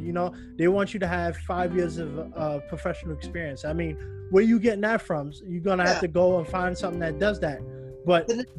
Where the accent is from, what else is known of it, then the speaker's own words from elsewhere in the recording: New York, United States; now in Los Angeles, United States; You know, when I moved to LA, I came from Long Island, which a lot of people, you know, are Republican.